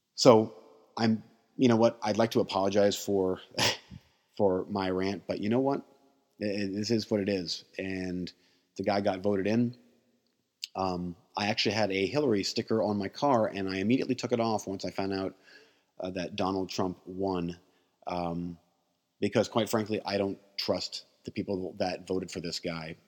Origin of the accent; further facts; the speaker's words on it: United States; as an American